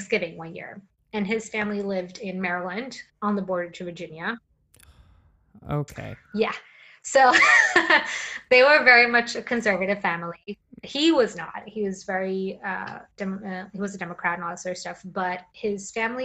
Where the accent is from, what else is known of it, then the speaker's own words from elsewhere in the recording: Gothenburg, Västra Götaland, Sweden; moved away as an adult; also born or lived in Brighton, England; now in New York, United States; My hometown is one of the most segregated cities in the world and in Gothenburg, in Sweden